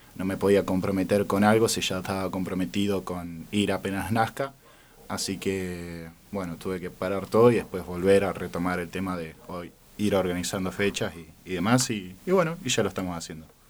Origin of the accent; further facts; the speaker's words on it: Neuquén, Argentina; also born or lived in San Juan, Argentina; yo soy un neuquino, pero viví un tiempo en San Juan